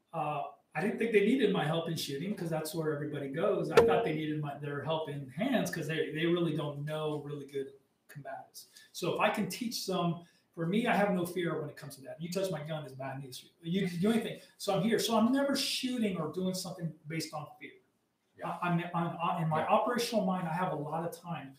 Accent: Arizona, United States; I grew up in the Mexican border, right. Arizona

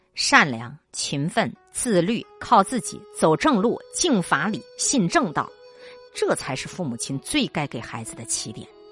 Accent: China; 我们中国人更加自信。经历了疫情，我们对祖国也有了更强的归属感、认同感

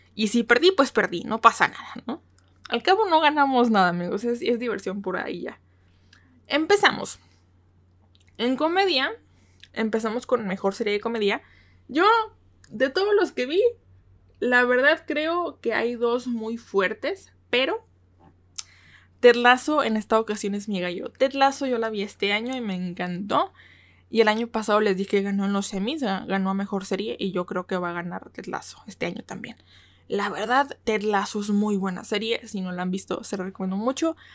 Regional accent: Mexico; soy de México, porque su servidora es de México

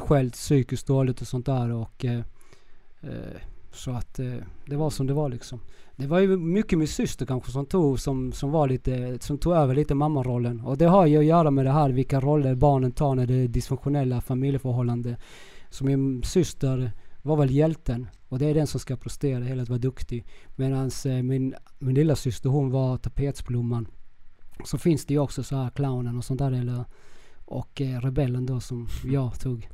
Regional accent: Kristianstad, Skåne, Sweden; accent: Skånska; moved away as an adult; also born or lived in Viña del Mar, Chile / Vallentuna, Sweden; now in Södertälje, Sweden; jag är från Kristianstad, eh, mm. Skåne mm. och jag var, då bodde jag i, i Gamlegården. Jag är uppvuxen på Gamlegården

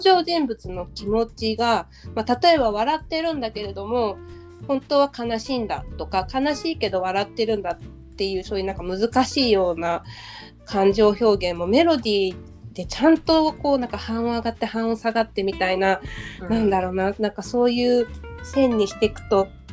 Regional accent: Nagoya, Aichi, Japan; moved away as an adult; now in Tokyo, Japan; 私は名古屋出身で大学とともに上京した

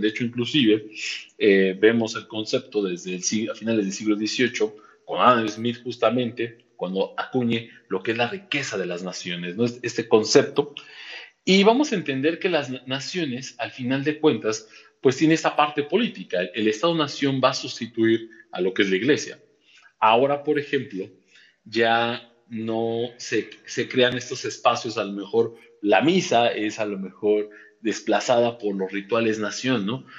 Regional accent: Mexico; buenos mexicanos

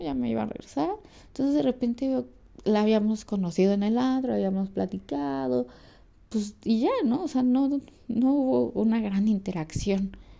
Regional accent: Mexico; en mi país

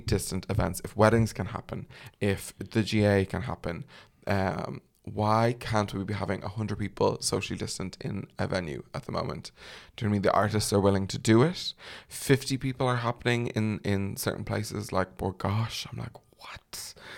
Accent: Ireland; as an Irish man

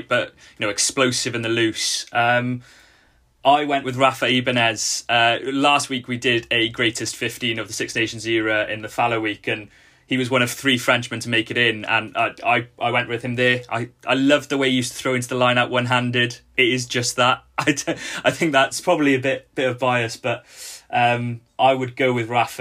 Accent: Wales, United Kingdom; As a Welshman

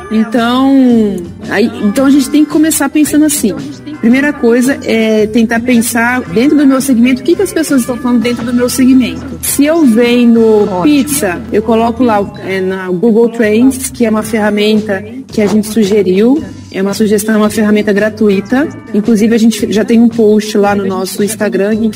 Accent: Ribeirão Preto, São Paulo, Brazil; E assim, nós somos de Ribeirão Preto, nós não conhecemos ninguém, é, nada em Bauru, loja.

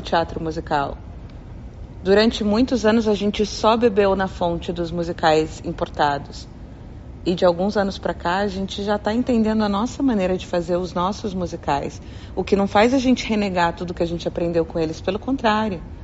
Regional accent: Taubaté, São Paulo, Brazil; eu sou da terra de Mazarope, Monteiro Lobato, Hebe Camargo, Cid Moreira, Taubaté, interior de São Paulo. Foi onde eu nasci, tenho muito orgulho da minha terra

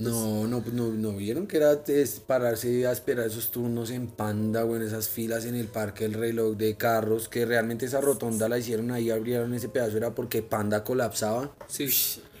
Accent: Madrid, Cundinamarca, Colombia

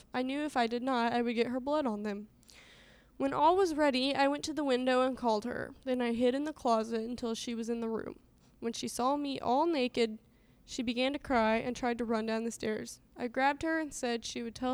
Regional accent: Southern Illinois, United States; accent: Southern Illinois; my Southern Illinois accent

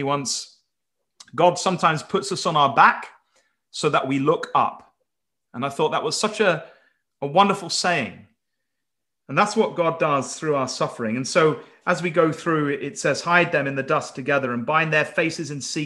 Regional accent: Wales, United Kingdom; I'm calling him from Wales

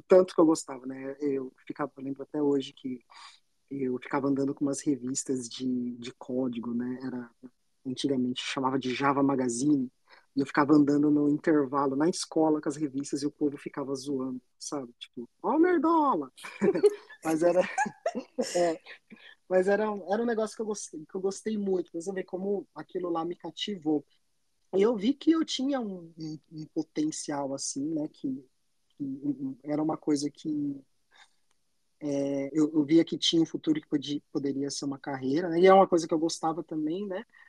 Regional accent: Indaiatuba, São Paulo, Brazil; now in Toronto, Canada; sou do interior de São Paulo, uma cidade chamada Indaiatuba, fica ali do ladinho de Campinas

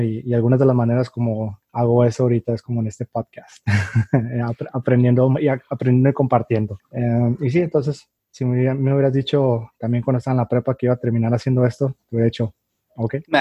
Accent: Tijuana, Baja California, Mexico; also born or lived in San Diego, United States; yo nací en San Diego, aunque me crié de este lado acá en, en Tijuana, México.

